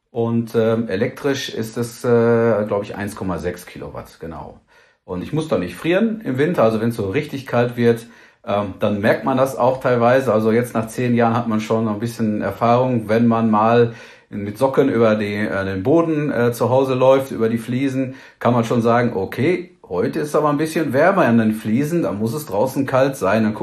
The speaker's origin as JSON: {"language": "German", "town": "Hagen", "region": "North Rhine-Westphalia", "country": "Germany", "tie": "born or raised there", "said": "Ja, das Haus steht in, in Hagen in Nordrhein-Westfalen. Ähm, das ist meine Heimatstadt"}